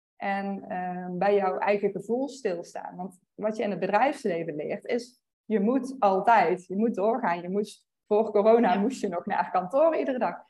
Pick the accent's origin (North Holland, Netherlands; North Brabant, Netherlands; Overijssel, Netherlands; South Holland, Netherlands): North Brabant, Netherlands; Veldhoven; moved away as an adult; also born or lived in Utrecht / Eindhoven; now in Austin, United States; ik kom uit het Brabantse Veldhoven